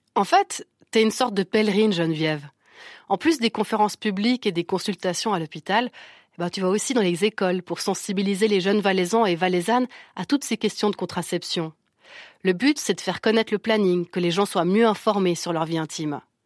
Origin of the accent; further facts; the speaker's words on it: Switzerland; chez nous en Suisse